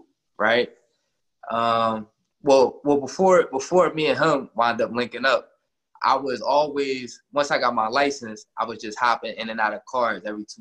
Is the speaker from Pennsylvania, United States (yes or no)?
yes; Philadelphia, Pennsylvania, United States; I'm from North Philly. It's a small neighborhood. They call it the Badlands, 8th and Cambria